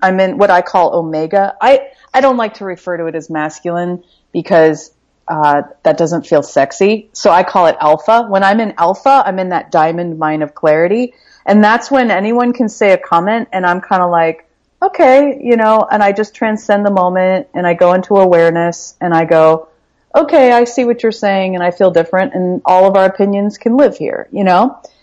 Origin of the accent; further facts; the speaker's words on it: Midwest, United States; We grew up in the Midwest.